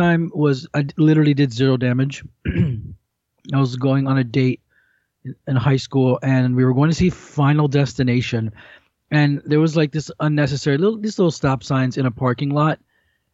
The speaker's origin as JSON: {"language": "English", "town": "Miami", "region": "Florida", "country": "United States", "tie": "born or raised there", "said": "I'm from Miami. I was born in Miami"}